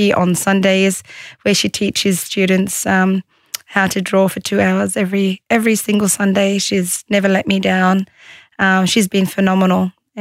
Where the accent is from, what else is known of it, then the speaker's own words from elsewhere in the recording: Australia; also born or lived in Egypt; I was born and raised in Australia, but I did live in Egypt for 5 years when I got married